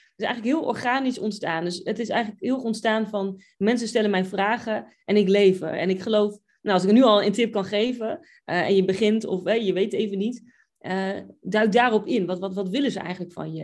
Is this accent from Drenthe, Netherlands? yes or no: yes; Buinen, Drenthe, Netherlands; moved away as an adult; also born or lived in England / Oklahoma; now in United States; Ik kom uit Buinen, Drenthe